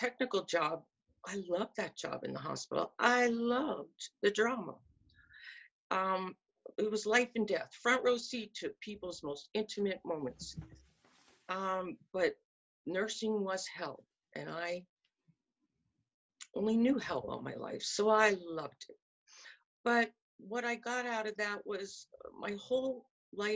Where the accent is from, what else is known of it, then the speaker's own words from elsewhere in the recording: north of Philadelphia, Pennsylvania, United States; I grew up in a very middle class white suburban family and was born in 1957, but probably north of Philadelphia in Pennsylvania